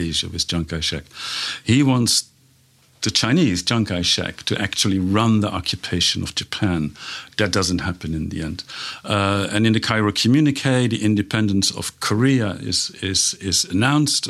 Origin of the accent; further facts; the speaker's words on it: Netherlands; moved away; I'm from the Netherlands. The country was occupied, and my parents lived through